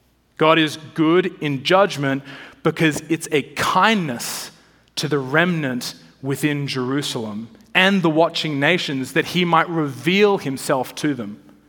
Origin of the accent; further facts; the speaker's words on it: Australia; moved away as an adult; now in Washington, United States; When I moved to DC from Australia a long time ago, I was more of the sort of shorts and t-shirt wearing Aussie.